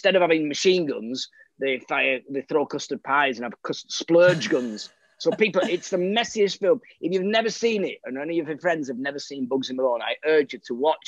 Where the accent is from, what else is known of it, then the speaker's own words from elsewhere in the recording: Milnrow, North West England, United Kingdom; also born or lived in Oldham; I grew up in a village called Milnrow, which is near Rochdale, between Rochdale and Oldham.